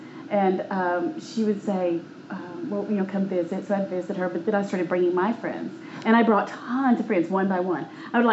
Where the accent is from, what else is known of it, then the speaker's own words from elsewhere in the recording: Houston, Texas, United States; I was born in Houston, so I'm a Texan, even though I've been out of the state a few times in life.